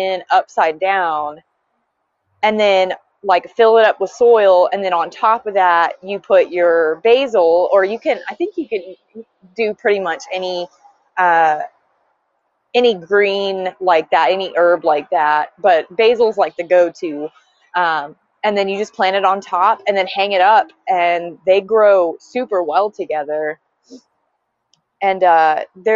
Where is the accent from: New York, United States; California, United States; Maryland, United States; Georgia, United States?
Georgia, United States; also born or lived in Tucson, Arizona / Idaho; now in Washington, United States; I'm originally from Georgia, and the climate is obviously very different